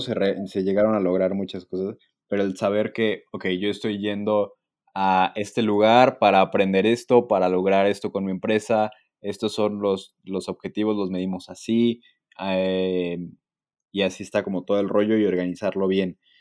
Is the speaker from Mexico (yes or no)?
yes; Mexico; Bastante agradecidos y afortunados de ser mexicanos y vivir en México